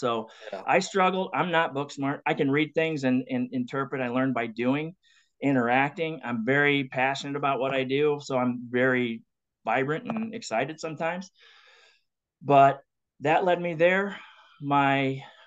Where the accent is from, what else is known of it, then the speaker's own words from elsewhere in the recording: LaGrange, Indiana, United States; my youth growing up in LaGrange, small town